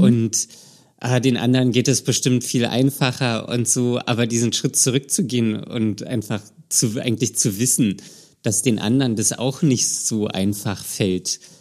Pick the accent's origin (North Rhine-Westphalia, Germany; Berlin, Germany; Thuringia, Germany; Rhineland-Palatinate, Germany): Berlin, Germany; moved away; meine Heimat Berlin ist